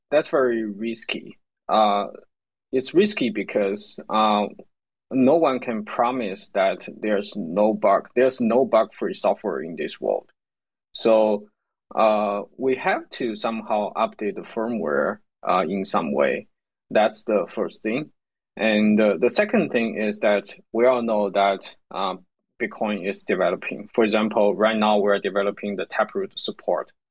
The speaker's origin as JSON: {"language": "English", "country": "China", "said": "I'm from China, so I'm more familiar with the developing countries"}